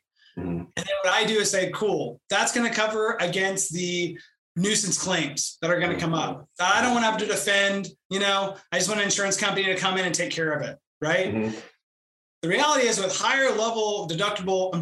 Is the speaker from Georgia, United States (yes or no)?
no; Houston, Texas, United States; also born or lived in Albany, New York / Austin, Texas; I was born and raised in Houston, Texas